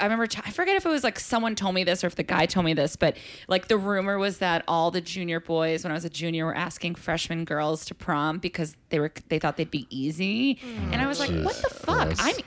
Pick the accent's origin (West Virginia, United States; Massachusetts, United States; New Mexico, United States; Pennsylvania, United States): Massachusetts, United States; Belmont; now in New York, United States; So for me in Belmont is a very, you know, kind of upper white middle class town.